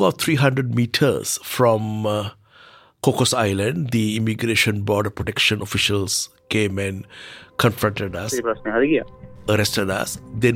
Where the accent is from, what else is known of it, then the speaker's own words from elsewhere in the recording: Kandy, Central Province, Sri Lanka; moved away as an adult; now in Australia; I am from Kandy.